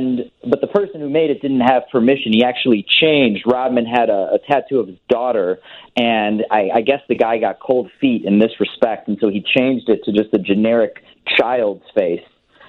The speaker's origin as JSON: {"language": "English", "town": "Evanston", "region": "Illinois", "country": "United States", "tie": "born or raised there", "also_born_or_lived": "Wilmette / East Coast", "said": "I grew up in Evanston. We moved to Wilmette in eighth grade, so I was in the Chicagoland area. I was born in 81. I was born on the East Coast. My parents were from here, and we moved back to the Chicagoland area in 84"}